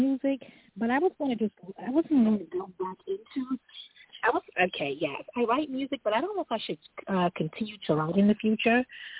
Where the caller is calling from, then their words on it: New York City, New York, United States; I'm calling from New York City.